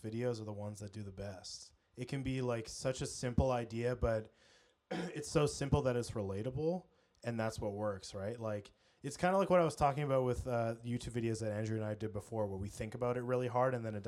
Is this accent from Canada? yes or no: yes; British Columbia, Canada; I literally was born and raised in British Columbia